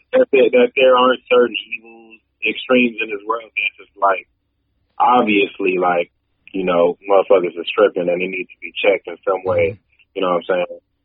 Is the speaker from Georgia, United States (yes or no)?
yes; Georgia, United States; I grew up in Georgia